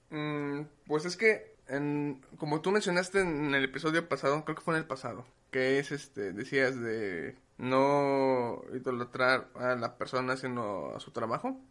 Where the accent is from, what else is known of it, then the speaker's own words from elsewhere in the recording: Mexico; yo como mexicano